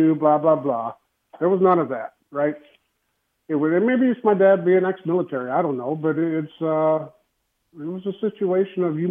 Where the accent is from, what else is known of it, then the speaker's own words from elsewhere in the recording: Texas, United States; moved away as an adult; I'm from Texas